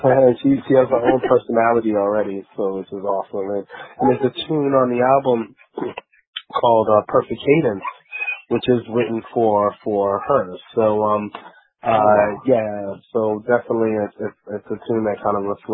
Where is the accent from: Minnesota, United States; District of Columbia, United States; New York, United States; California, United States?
New York, United States; growing up in New York in the late 80s